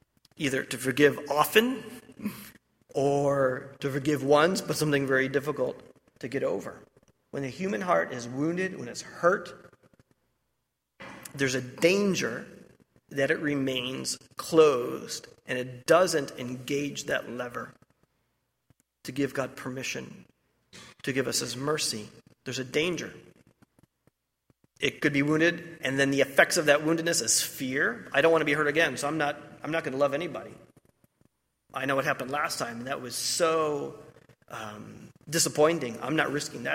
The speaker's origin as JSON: {"language": "English", "region": "Ohio", "country": "United States", "said": "I'm from Ohio"}